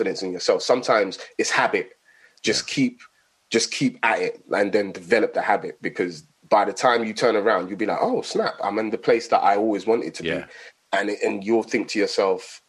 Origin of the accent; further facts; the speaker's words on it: London, United Kingdom; I grew up in Tottenham